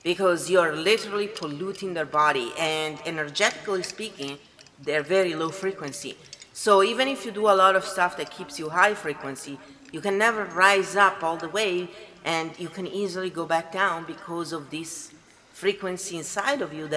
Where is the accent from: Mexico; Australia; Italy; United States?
Italy; moved away; I am from Italy